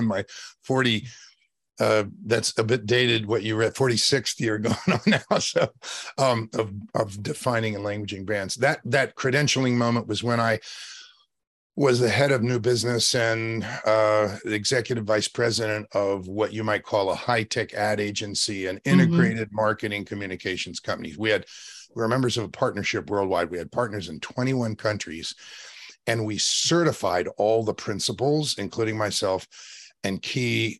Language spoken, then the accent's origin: English; State College, Pennsylvania, United States; also born or lived in West Virginia; now in Los Angeles, United States; I was born in West Virginia and raised in Pennsylvania